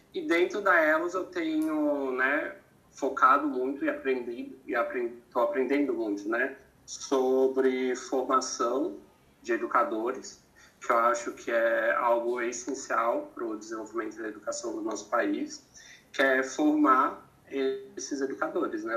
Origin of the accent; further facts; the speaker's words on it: Santa Catarina, Brazil; moved away as an adult; also born or lived in São Paulo / Cuiabá; Eu sou de Santa Catarina, estava em São Paulo